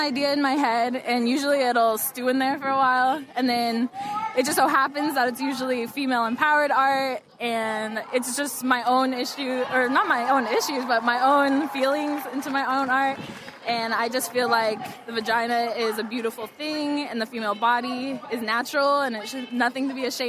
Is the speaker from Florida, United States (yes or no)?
no; Big Bear, California, United States; Big Bear, California.